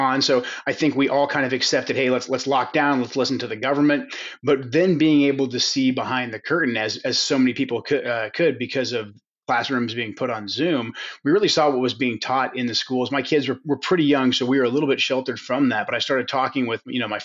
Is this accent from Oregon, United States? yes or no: yes; Sweet Home, Oregon, United States; that's where I was born, actually, in a little cabin